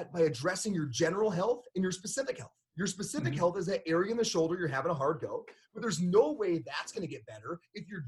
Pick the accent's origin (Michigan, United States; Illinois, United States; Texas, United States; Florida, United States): Michigan, United States; Upper Peninsula; now in Colorado, United States; I'm from Upper Peninsula, Michigan, but even here, we had to close all the Colorado in Motion clinics